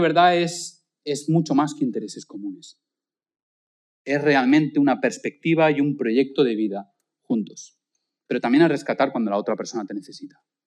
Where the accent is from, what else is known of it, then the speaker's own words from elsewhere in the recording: Spain; nosotros, pues como buenos españoles, pues no damos propina.